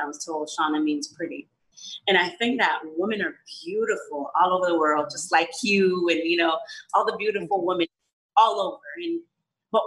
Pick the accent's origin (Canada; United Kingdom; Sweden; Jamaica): Jamaica; I was one from Jamaica